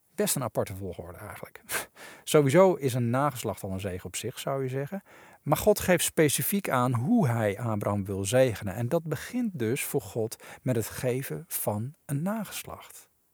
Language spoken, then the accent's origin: Dutch; Netherlands; we als Nederlanders